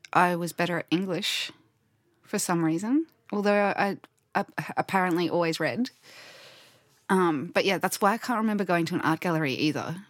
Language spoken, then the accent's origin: English; Queensland, Australia; we're from Queensland